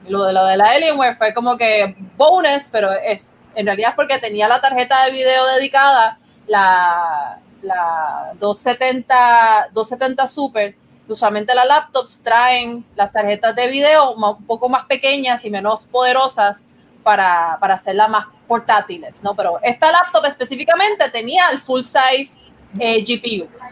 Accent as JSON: {"language": "Spanish", "country": "Puerto Rico"}